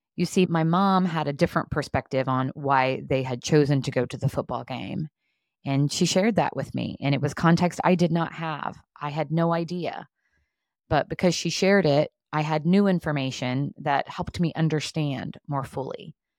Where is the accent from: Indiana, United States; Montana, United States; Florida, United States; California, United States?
Indiana, United States; southern; now in Indianapolis, United States; I grew up in southern Indiana, and I'm currently living in Indianapolis